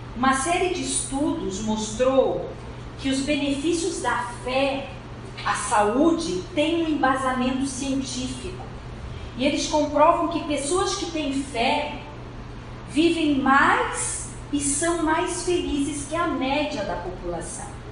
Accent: Rio Grande do Sul, Brazil; moved away as an adult; now in Rio de Janeiro, Brazil; Eu sou gaúcha, moro no, no Rio há 25 anos

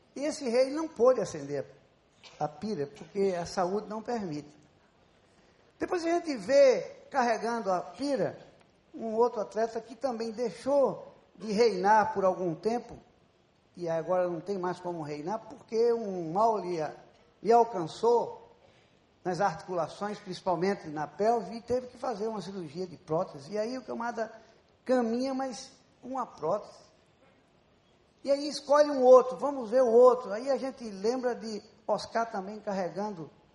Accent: Paraíba, Brazil; moved away as an adult; also born or lived in Campos dos Goytacazes, Rio de Janeiro; Quando eu saí da Paraíba para vir fazer medicina aqui no Rio, em Campos, eu já disse a vocês que, pelo fato de ter nascido na Paraíba, eu não pedi para nascer na Paraíba

